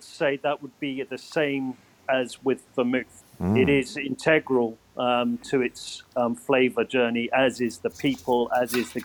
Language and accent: English; United Kingdom; as a Brit